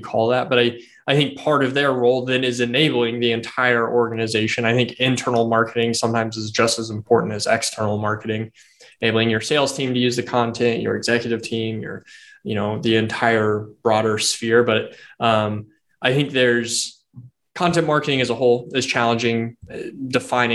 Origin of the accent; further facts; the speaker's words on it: Indiana, United States; we're from the Hoosier State